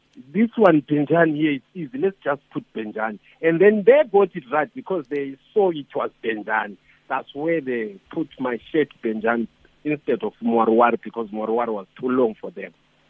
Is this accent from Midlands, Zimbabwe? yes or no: yes; Kwekwe, Midlands, Zimbabwe; But I was actually available from Makwekwe.